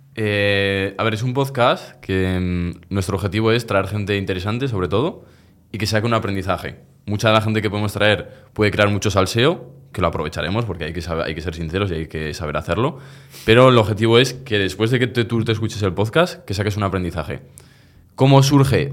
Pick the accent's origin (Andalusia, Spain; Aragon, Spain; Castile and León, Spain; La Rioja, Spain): Aragon, Spain; Zaragoza; Nací en Miralbueno, Zaragoza. Aquí yo soy yo toda la vida, del mismo barrio de Sergio